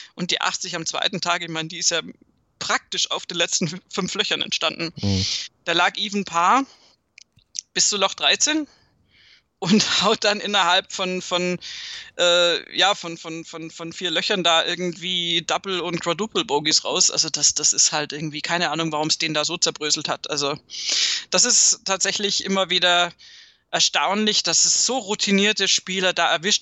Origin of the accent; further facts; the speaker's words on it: Southern Germany, Germany; bei uns in Süddeutschland